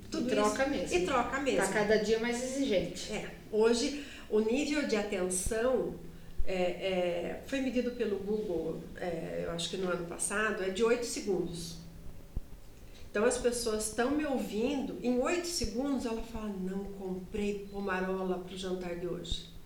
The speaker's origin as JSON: {"language": "Portuguese", "town": "Sorocaba", "region": "São Paulo", "country": "Brazil", "accent": "Sorocaba", "said": "E eu tinha um sotaque sorocabanês"}